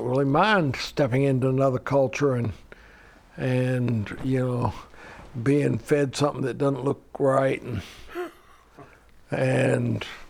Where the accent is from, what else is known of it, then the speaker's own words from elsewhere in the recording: South Korea; but I don't have any regrets from growing up in Korea.